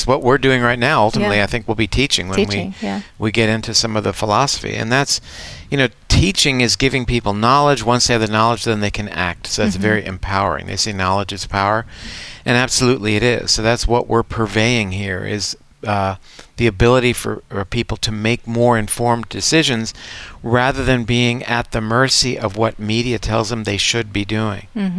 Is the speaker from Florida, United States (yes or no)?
yes; Coral Gables, Florida, United States; I grew up in Coral Gables, Florida, which was at that time the home of the National Hurricane Center